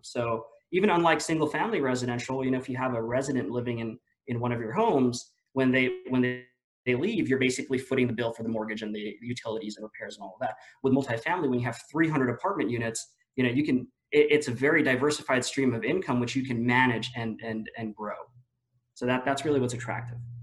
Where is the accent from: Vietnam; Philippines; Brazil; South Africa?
Philippines; moved away as an adult; also born or lived in Washington, D.C., United States; now in Austin, United States; me being born and raised in the Philippines